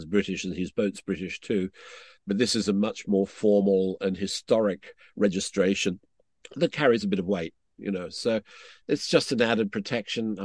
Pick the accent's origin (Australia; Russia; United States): Australia; I'm an Australian